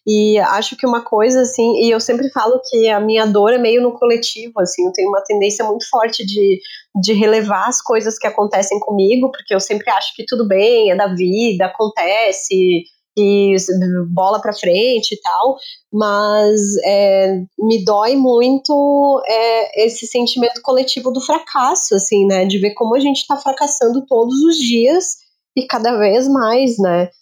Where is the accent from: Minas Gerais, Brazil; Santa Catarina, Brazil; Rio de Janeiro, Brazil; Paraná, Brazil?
Santa Catarina, Brazil; nós, eu e Marina, que somos de Santa Catarina